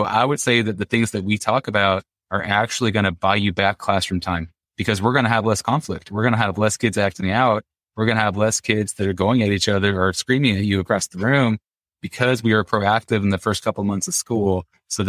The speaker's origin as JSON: {"language": "English", "region": "Indiana", "country": "United States", "said": "I'm from Indiana"}